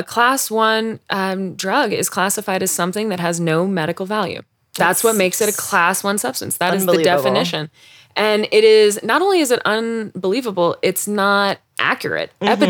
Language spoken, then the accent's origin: English; Denver, Colorado, United States; I grew up by Red Rocks.